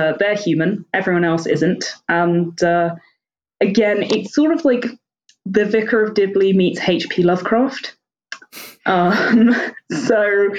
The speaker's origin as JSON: {"language": "English", "region": "London", "country": "United Kingdom", "moved": "as an adult", "lives_now": "York, United Kingdom", "said": "I'm originally from London and then came up to York for university a few years ago and then just sort of forgot to move home"}